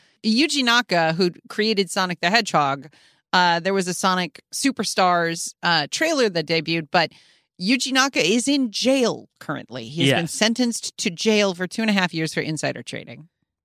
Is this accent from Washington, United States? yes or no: no; Chicago, Illinois, United States; But I grew up in Chicago